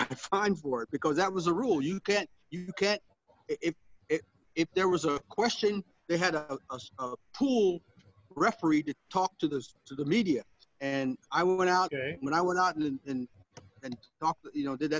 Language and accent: English; Ohio, United States; I'm from Ohio